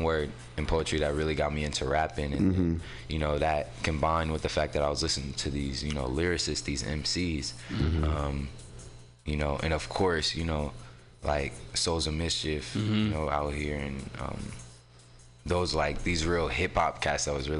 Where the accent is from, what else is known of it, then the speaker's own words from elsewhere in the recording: San Francisco, California, United States; also born or lived in Oakland; so I'm from San Francisco. I was technically born in Oakland, but I was raised out here in San Francisco. I grew up in the Mo.